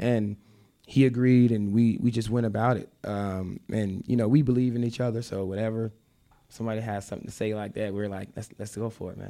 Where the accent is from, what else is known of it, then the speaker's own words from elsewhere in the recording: Memphis, Tennessee, United States; moved away as an adult; I moved from Memphis when I was nineteen